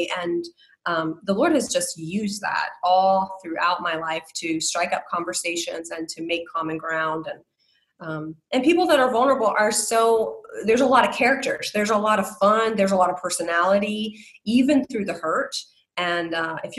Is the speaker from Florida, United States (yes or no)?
yes; South Florida, United States; moved away; also born or lived in Iowa; I'm from South Florida. And I lived in Iowa for 18 and a half years